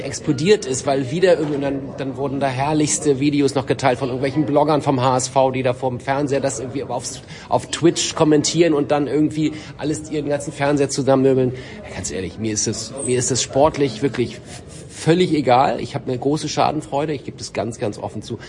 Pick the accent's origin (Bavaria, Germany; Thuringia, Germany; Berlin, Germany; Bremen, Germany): Bremen, Germany; als Bremer